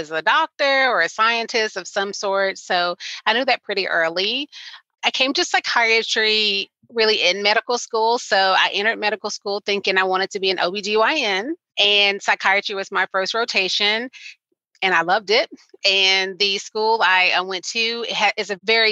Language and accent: English; Arkansas, United States; in my state, I'm from Arkansas, it's a pretty rural state